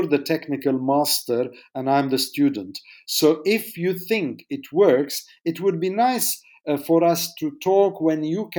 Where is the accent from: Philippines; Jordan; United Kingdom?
Jordan; I was born in Jordan.